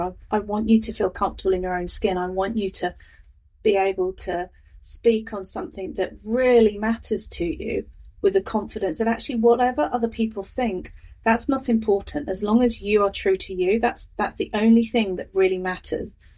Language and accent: English; Northamptonshire, East Midlands, United Kingdom; moved away as an adult; now in Lincoln, New Zealand; I'm from Northamptonshire in the UK, is where I've lived for most of my life